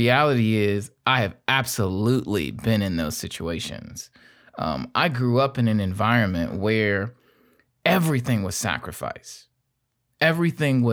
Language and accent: English; Gary, Indiana, United States; I grew up in Gary, Indiana